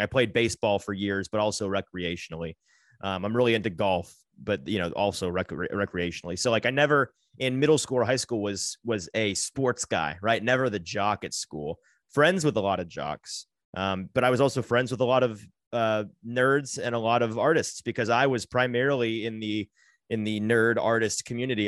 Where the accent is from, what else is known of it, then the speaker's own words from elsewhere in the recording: Brentwood, Tennessee, United States; also born or lived in Franklin, Tennessee / Nashville; grew up in the Brentwood area